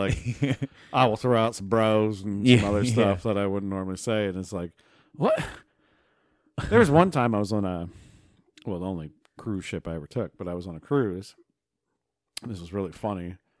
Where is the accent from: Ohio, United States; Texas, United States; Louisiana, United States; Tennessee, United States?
Ohio, United States; accent: Tuscarawas County; That's pretty much my accent. It's Tuscarawas County.